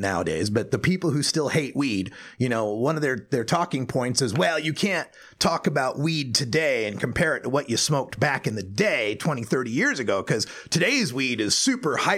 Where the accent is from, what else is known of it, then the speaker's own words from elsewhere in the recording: Idaho, United States; I grew up in Idaho